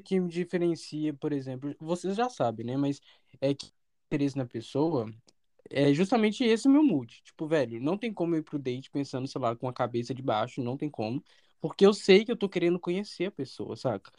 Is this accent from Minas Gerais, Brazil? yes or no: yes; Belo Horizonte, Minas Gerais, Brazil; a gente é de Belo Horizonte